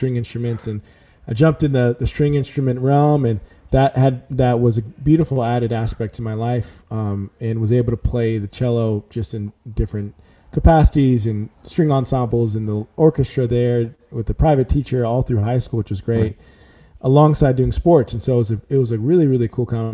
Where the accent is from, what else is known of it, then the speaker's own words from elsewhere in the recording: San Antonio, Texas, United States; moved away as an adult; also born or lived in Dallas, Texas / Houston, Texas; now in Nashville, United States; Born in Dallas, raised in San Antonio, Texas